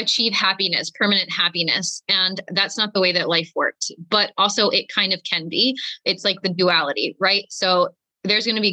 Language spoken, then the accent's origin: English; Philadelphia, Pennsylvania, United States; moved away; also born or lived in New York City; I am from Philadelphia, Pennsylvania